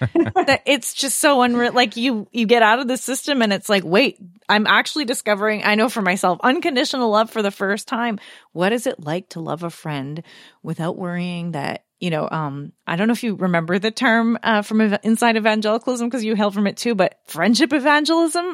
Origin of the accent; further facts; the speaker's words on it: Canada; I felt similar as a Canadian